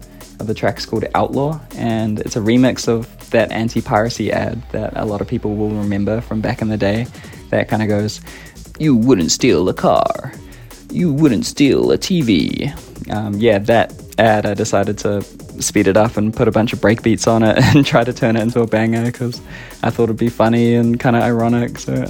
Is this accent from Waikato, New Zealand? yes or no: no; Auckland, New Zealand; I'm from Tamaki Makaurau, Aotearoa.